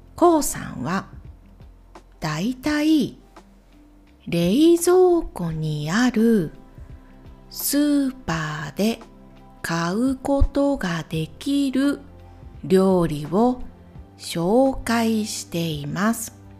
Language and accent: Japanese; Ehime, Japan; 私と同じ愛媛県出身